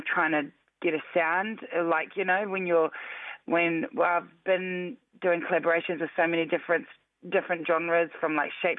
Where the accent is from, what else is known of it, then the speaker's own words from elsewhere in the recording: Christchurch, Canterbury, New Zealand; I was born and raised in Christchurch